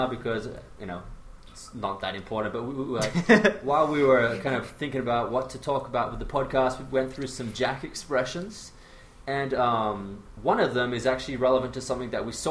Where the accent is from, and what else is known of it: Perth, Western Australia, Australia